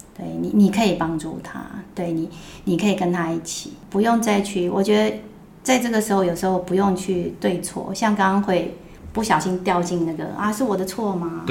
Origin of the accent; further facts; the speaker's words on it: Taipei, Taiwan; 我们以前住的那个地方还有那种， 因为在大王洞，对。那种旧社区